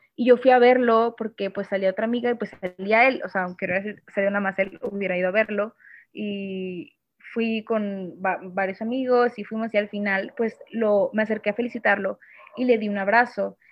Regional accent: Monterrey, Nuevo León, Mexico; soy de Monterrey

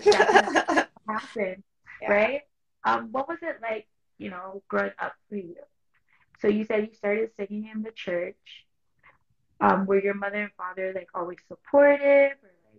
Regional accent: Toronto, Ontario, Canada; I know from Toronto, like, yes, a lot of us are from Toronto, but like my family background is Jamaican on both sides.

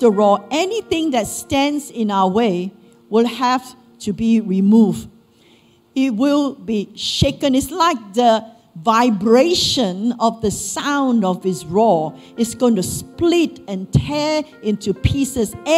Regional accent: Malaysia; moved away as an adult; as Malaysian Chinese, we will be into Taoism, Buddhism, and all sorts.

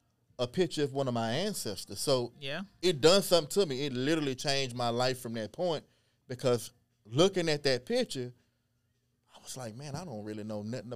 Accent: Beaumont, Texas, United States; growing up in Beaumont, we didn't see anything Cajun this

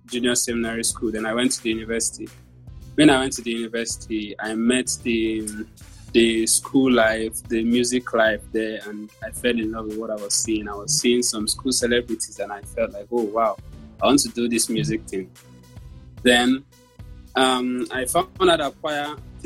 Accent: Nigeria; I'm a Nigerian artist

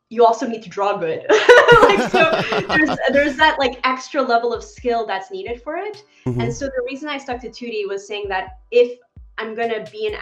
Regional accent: Montreal, Quebec, Canada; I grew up in Montreal, Canada

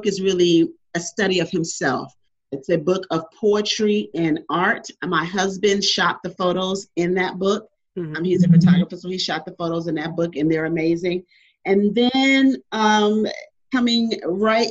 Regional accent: Cleveland, Ohio, United States; now in Houston, United States; I was born and raised in Cleveland, Ohio.

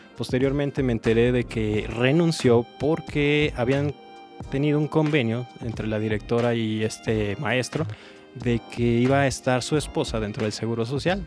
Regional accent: Celaya, Guanajuato, Mexico; moved away; yo estaba en mi tierra natal, Celaya

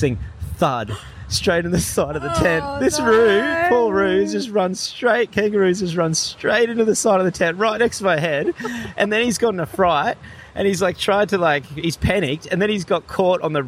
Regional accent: Gold Coast, Queensland, Australia; now in Crescent Head, Australia; I'm from the Gold Coast.

